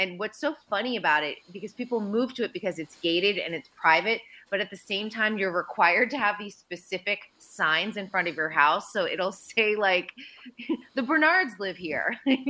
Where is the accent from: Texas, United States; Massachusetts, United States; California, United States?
Massachusetts, United States; Andover; we're both from Andover, Mass